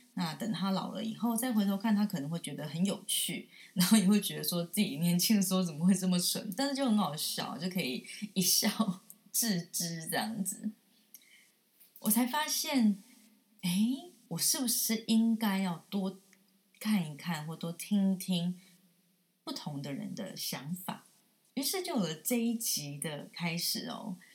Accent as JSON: {"language": "Chinese", "country": "Taiwan", "said": "我们台湾人"}